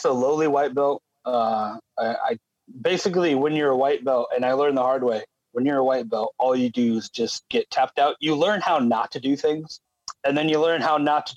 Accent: California, United States; I'm from California

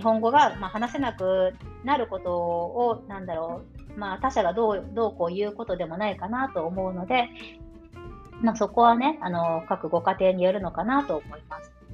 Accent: Japan; born or raised there; first language Japanese; moved away as an adult; now in Germany

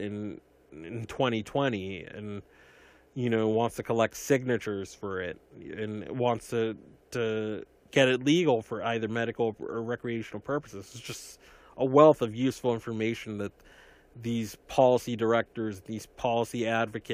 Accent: Massachusetts, United States; in my home state of Massachusetts

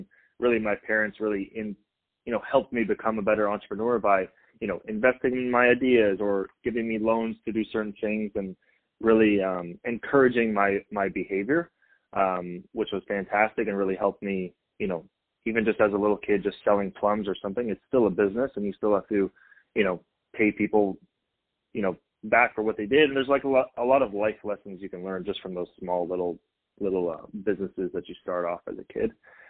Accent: Canada; now in United States; we came from Canada in 2000. So my dad kind of had to hold a job in order for us to get citizenship here.

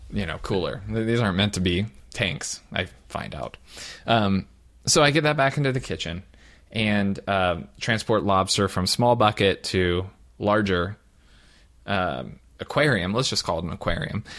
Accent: Southern Ohio, United States; now in California, United States; I'm a Midwesterner from Southern Ohio

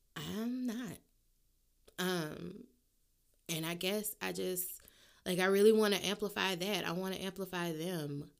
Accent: New Orleans, Louisiana, United States; I'm from New Orleans

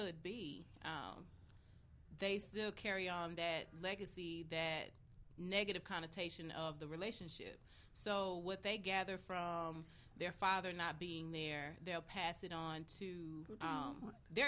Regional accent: Hattiesburg, Mississippi, United States; moved away as an adult; now in Chicago, United States; I'm from Hattiesburg, Mississippi. born and raised. I just moved here to Chicago like 6 months ago

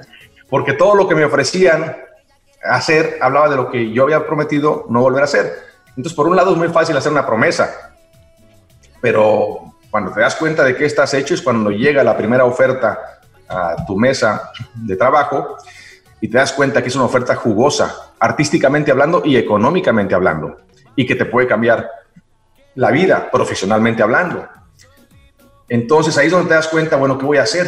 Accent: Xicoténcatl, Tamaulipas, Mexico; also born or lived in Ciudad Mante, Tamaulipas / New York / Mexico City / Miami; now in Los Angeles, United States; Yo nací en Ciudad Mante, Tamaulipas, y crecí en Jicotencal, Tamaulipas.

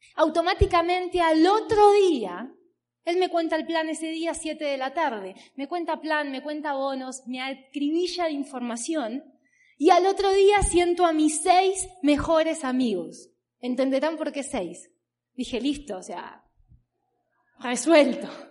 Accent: Berazategui, Buenos Aires Province, Argentina; vengo de Argentina, como bien les dije, tengo 30 años. Trabajo desde los 16, 17 años aproximadamente. Vengo de una ciudad que se llama Verazategui

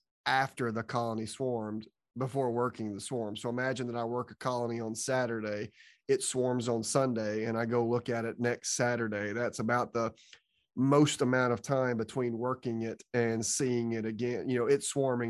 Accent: Georgia, United States; now in Florida, United States; growing up in Georgia, selling my honey at farmers markets

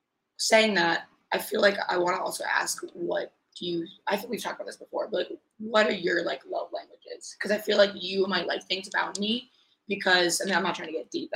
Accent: Northeast, United States; But it's different down there. I was born and raised in the Northeast. Like, it's not the same.

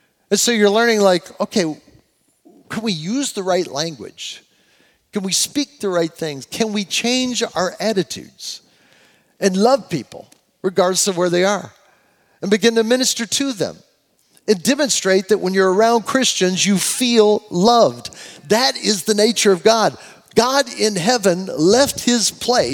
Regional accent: United States; as an American, I say it

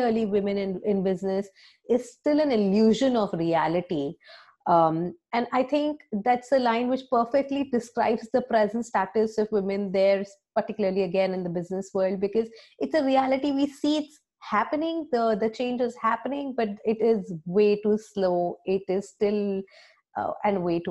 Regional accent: India; moved away as an adult; now in Ireland; I come from India. I have studied there. I have worked there

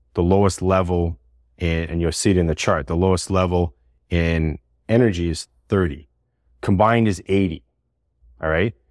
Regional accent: Montreal, Quebec, Canada; moved away as an adult; also born or lived in Toronto; I was the guy from Montreal that was working in Toronto

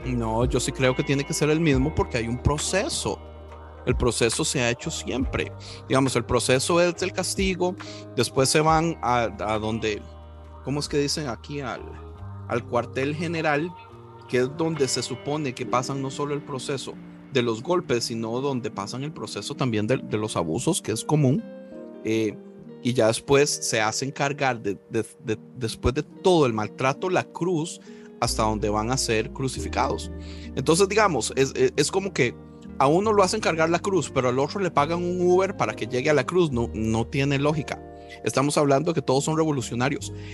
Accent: Costa Rica; yo, como tico pacifista

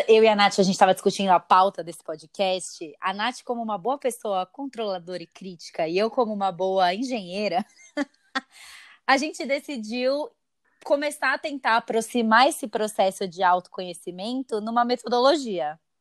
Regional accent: Brazil; nós brasileiros somos né, o povo mais ansioso do mundo

